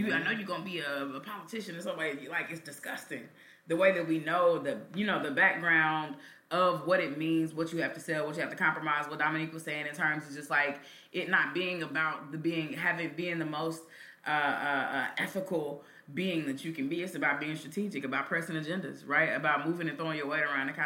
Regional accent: Kansas City, Missouri, United States; growing up in Kansas City

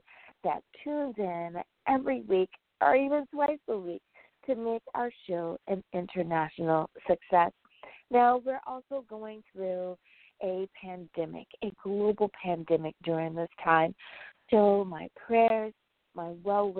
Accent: United States; my home country, the United States

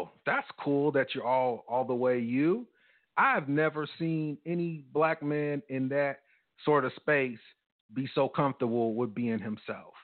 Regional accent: United States; as a black guy growing up in America

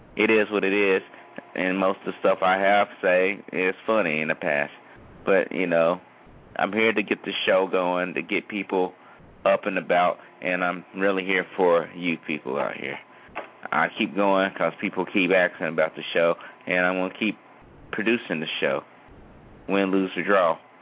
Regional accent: United States; as far as American citizens

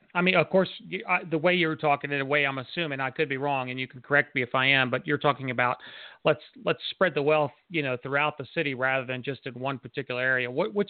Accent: Harrisburg, Pennsylvania, United States; moved away as an adult; I was born in Harrisburg, and of course, when I graduated high school, I ended up leaving for the military. So I was gone for almost 20 years. Didn't come back into Pennsylvania for 20 some years.

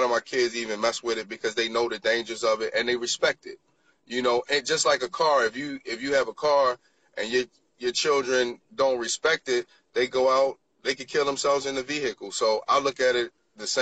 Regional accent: Baltimore, Maryland, United States; growing up in Baltimore, you know, in the inner cities

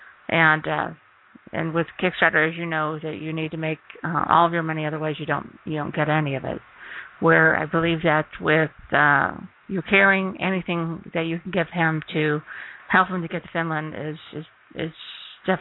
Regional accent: Ohio, United States; now in Mesa, United States; I'm from Ohio, too, so that's always a say hi, fellow Ohioan

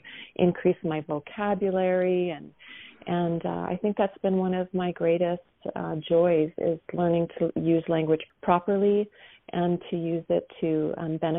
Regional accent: Minnesota, United States; I grew up in Minnesota

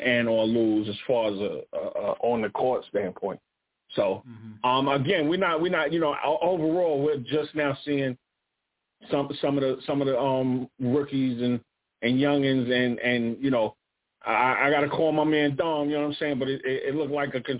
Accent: New York City, New York, United States; I'm from Fort Greene Projects.

